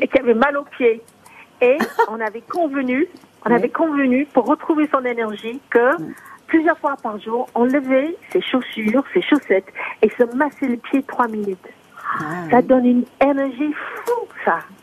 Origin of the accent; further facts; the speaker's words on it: United States; now in France; je suis américaine et française